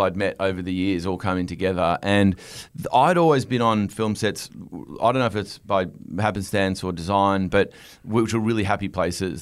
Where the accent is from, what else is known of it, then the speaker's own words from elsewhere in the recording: Australia; moved away as an adult; also born or lived in Los Angeles, United States; I was sitting in L A as an Australian